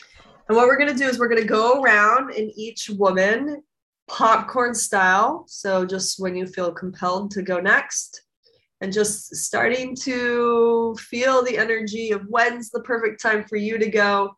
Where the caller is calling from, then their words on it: Costa Rica; calling from Costa Rica, I'm an old timer here.